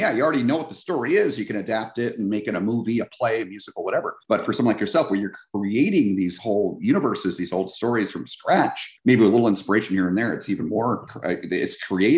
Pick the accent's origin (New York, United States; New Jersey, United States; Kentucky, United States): New Jersey, United States; moved away as an adult; now in California, United States; I grew up in New Jersey